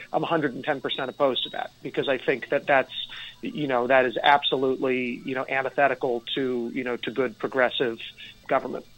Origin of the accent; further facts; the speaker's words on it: Nyack, New York, United States; I grew up in Nyack